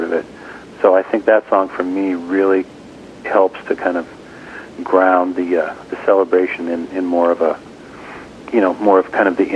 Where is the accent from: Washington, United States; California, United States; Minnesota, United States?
Washington, United States; Seattle; moved away; my hometown in Seattle